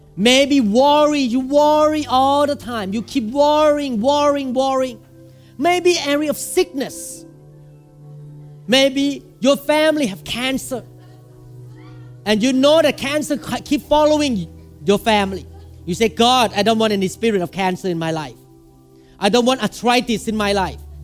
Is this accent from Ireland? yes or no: no; Thailand; English is a second language; now in Seattle, United States; when I go to Thailand, I have one thousand people. Because I speak Thai.